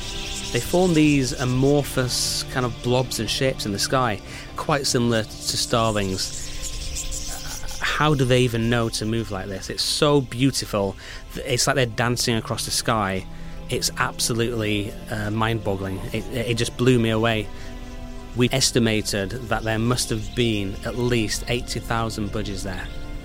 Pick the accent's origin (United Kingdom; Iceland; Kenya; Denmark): United Kingdom; Being a Brit, when I'm over there, it feels like I am in another world.